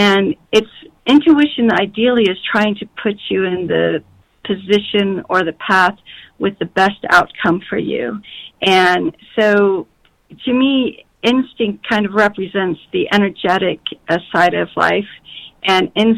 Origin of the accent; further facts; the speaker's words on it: Colorado, United States; I grew up in Colorado